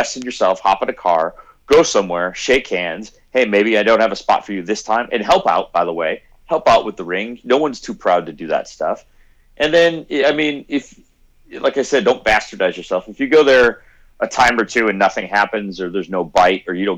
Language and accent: English; Chicago, Illinois, United States; moved away as an adult; also born or lived in Florida; I'm a worker from Chicago